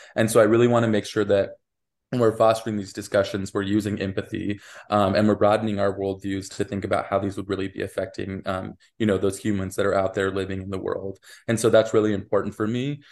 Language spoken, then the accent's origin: English; Wyoming, United States; moved away; I'm originally from Wyoming